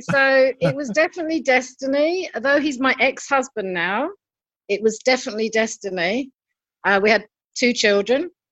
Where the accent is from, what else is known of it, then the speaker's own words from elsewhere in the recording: London, United Kingdom; now in Germany; I come from London